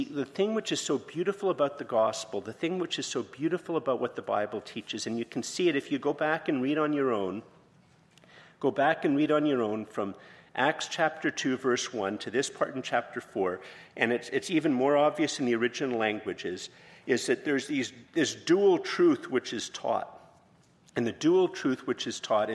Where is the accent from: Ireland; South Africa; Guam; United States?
Ireland; I'm Irish